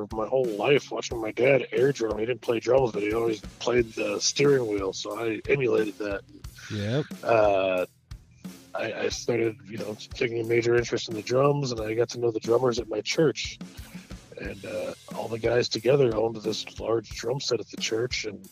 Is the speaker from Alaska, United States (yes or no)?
yes; Anchorage, Alaska, United States; I grew up in Anchorage, Alaska